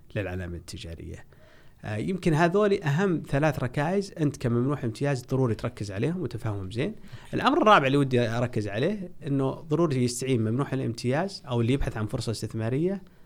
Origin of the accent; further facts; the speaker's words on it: Saudi Arabia; احنا عندنا في السعودية